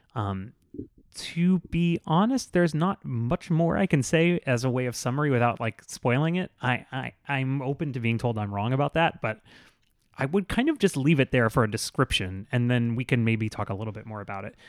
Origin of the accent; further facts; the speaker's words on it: South Florida, United States; also born or lived in Tallahassee; I'm from South Florida, I went to college in Tallahassee